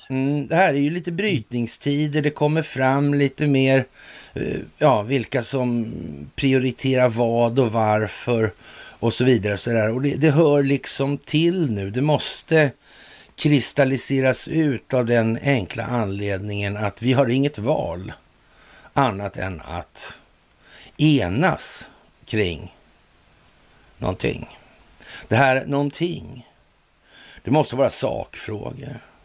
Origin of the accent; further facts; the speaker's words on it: Sweden; vi är trots allt svenskar